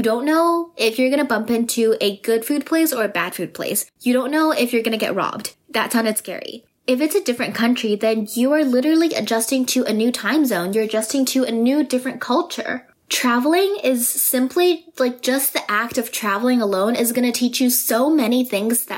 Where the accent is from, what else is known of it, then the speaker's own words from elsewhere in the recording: Vancouver, British Columbia, Canada; I am from Vancouver